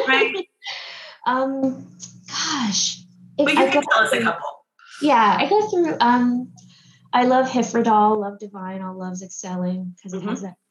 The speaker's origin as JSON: {"language": "English", "town": "Washington", "region": "District of Columbia", "country": "United States", "tie": "born or raised there", "moved": "yes", "lives_now": "New York, United States", "said": "I'm originally from Washington, D.C., grew up there"}